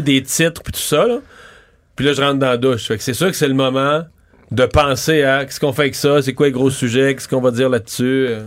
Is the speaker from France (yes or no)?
no; Montreal, Quebec, Canada; on est Montréalais